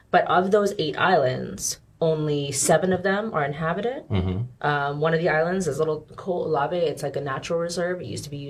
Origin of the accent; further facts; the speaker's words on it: Honolulu, Hawaii, United States; In Hawaii, in Honolulu.